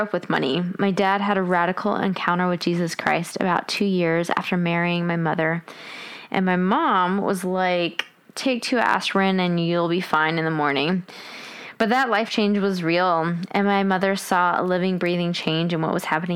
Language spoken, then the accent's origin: English; Washington, District of Columbia, United States; We grew up around Washington, D.C.